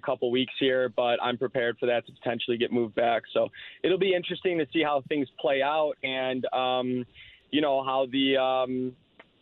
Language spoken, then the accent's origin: English; United States; we're American